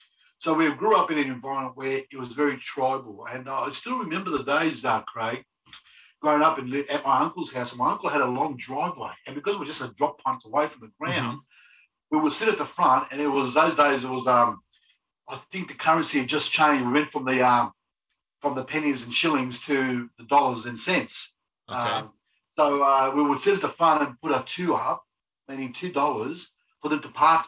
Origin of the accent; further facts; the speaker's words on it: Melbourne, Victoria, Australia; Actually, growing up in there was an experience.